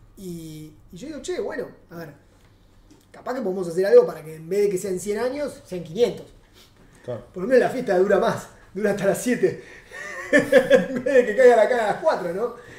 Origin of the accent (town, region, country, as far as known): Argentina; moved away as an adult; now in Uruguay